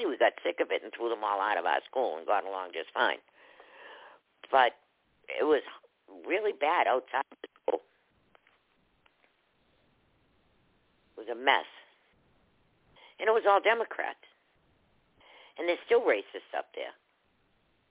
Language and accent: English; Boston, Massachusetts, United States; I grew up in Boston